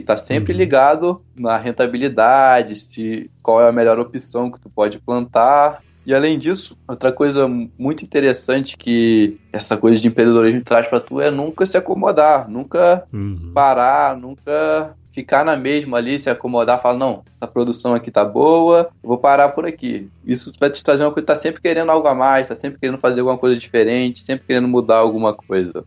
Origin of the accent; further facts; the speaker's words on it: Teresópolis, Rio de Janeiro, Brazil; Eu sou aqui de Teresópolis, como você já falou, uhum. filho de agricultor, toda a família teve o pé ali na roça